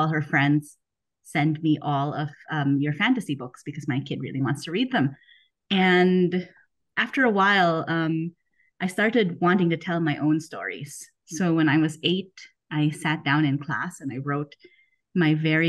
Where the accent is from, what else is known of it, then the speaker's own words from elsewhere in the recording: Philippines; moved away as an adult; also born or lived in United States; now in Germany; I grew up in the Philippines